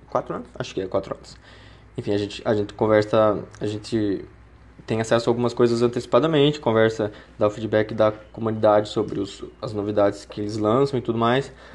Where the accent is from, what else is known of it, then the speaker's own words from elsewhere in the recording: Paraná, Brazil; now in Uberlândia, Brazil; moro em Berlândia mas sou paranaense